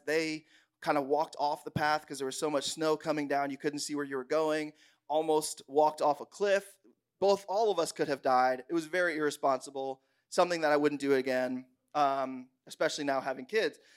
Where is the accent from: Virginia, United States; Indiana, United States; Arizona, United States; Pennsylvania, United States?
Pennsylvania, United States; Bushkill; I grew up in Bushkill, Pennsylvania, so, like, the backwoods of the world